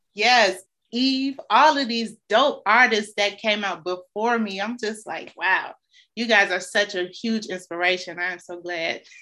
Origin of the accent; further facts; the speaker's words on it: Chicago, Illinois, United States; growing up on the South Side